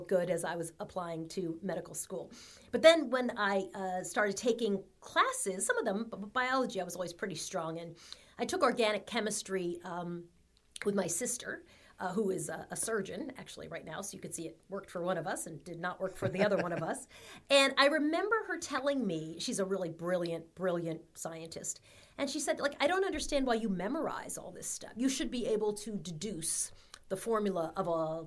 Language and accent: English; Long Island, New York, United States; I grew up in Long Island, middle class family